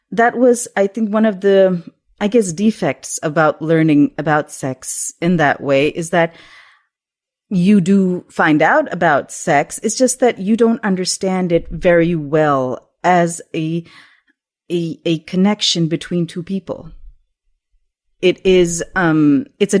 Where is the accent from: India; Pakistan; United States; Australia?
Pakistan; When I was growing up in Pakistan, we used to have satellite TV at that time